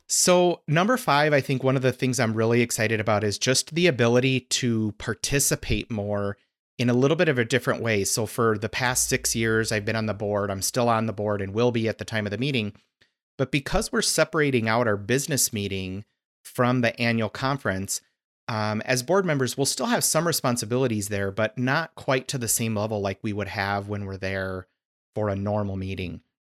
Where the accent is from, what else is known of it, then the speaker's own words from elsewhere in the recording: Arizona, United States; moved away; I grew up in Arizona, so it's always kinda fun to go back.